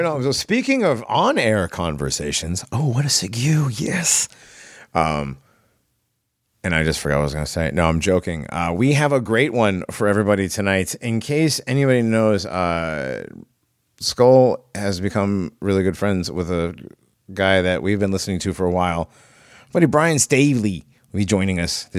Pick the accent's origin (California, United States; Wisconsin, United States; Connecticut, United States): Connecticut, United States; accent: New England, New York, Massachusetts; now in East Tennessee, United States; I'm from Connecticut